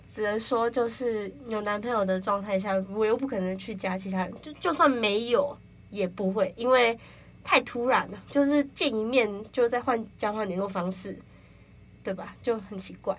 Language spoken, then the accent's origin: Chinese; Kaohsiung, Taiwan; moved away as an adult; now in Taipei, Taiwan; 我是从高雄来的，就是其实我也是来台北读大学这样子